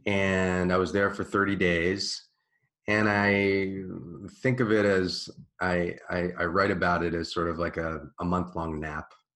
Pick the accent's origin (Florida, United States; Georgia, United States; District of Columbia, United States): District of Columbia, United States; Washington; I grew up in Washington, D.C., in Georgetown